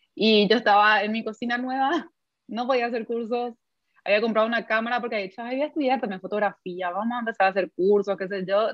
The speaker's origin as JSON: {"language": "Spanish", "country": "Paraguay", "said": "nuestra mentalidad como paraguayos"}